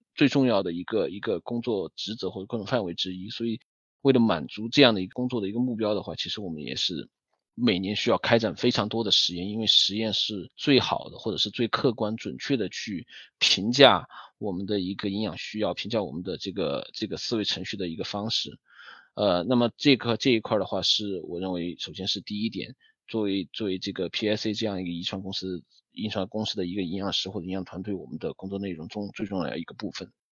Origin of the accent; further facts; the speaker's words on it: Sichuan, China; moved away as an adult; also born or lived in Beijing; now in United States; 土生土长的一个四川人